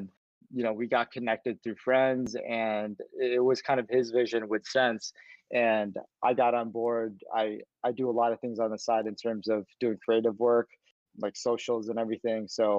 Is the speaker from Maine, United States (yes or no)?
no; Chicago, Illinois, United States; I grew up in Chicago, kind of been here all my life, went to school here as well.